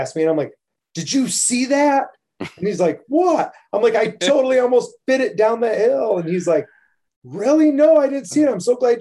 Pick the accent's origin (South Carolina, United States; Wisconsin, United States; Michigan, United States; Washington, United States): Michigan, United States; Hell; I grew up just outside of Hell